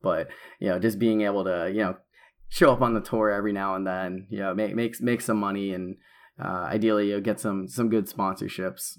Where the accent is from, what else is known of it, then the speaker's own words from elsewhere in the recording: New England, United States; moved away; growing up in New England